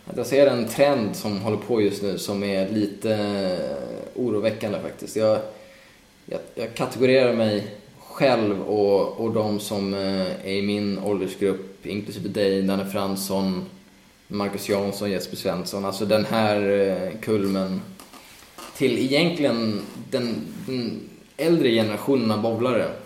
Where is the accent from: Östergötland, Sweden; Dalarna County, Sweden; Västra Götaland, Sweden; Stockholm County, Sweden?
Stockholm County, Sweden; Stockholm; also born or lived in Skåne; now in Gothenburg, Sweden; jag är från Stockholm och jag fyller år då så att jag har ändå tänkt vara uppe med familjen